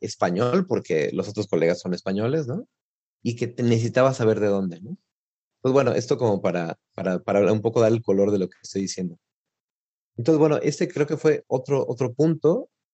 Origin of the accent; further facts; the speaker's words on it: Mexico; moved away as an adult; now in Italy; soy mexicano